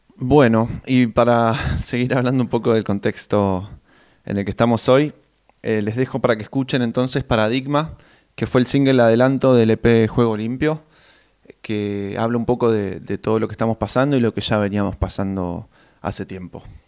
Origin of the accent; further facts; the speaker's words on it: Neuquén, Argentina; moved away as an adult; now in Buenos Aires, Argentina; Yo soy de Neuquén Capital pero desde el 2017, que ya estoy eh, radicado en Capital Federal